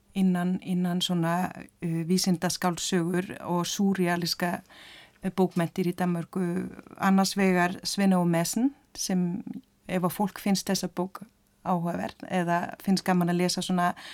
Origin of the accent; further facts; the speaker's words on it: Denmark; sem Dani